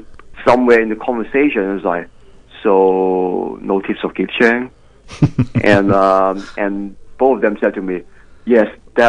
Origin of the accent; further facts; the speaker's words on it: Hong Kong; now in Melbourne, Australia; I was made in China. I'm from Hong Kong.